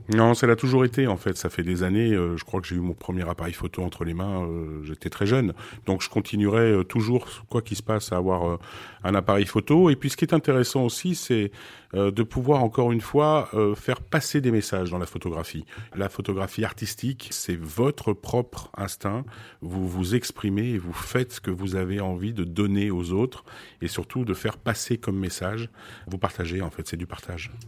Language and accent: French; France; also born or lived in Beirut, Lebanon / Switzerland; je suis né effectivement à Beyrouth. J'ai été adopté. J'ai grandi en Suisse. pour arriver en France un peu plus tard, vers l'âge de, de 8-9 ans